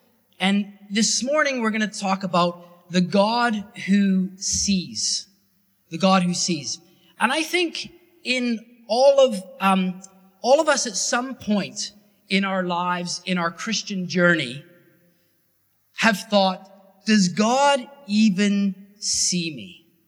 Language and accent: English; Canada; Because it was different terminology than what I was used to from Canada.